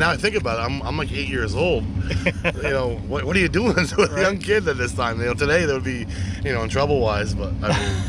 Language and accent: English; Methuen, Massachusetts, United States; I was born in Methuen, Mass. So we lived in Mass, and we were about 45 minutes away from Star Speedway